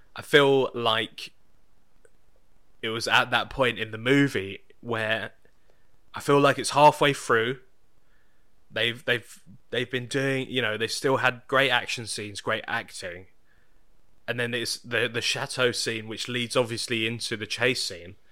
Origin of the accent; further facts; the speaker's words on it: United Kingdom; me being British.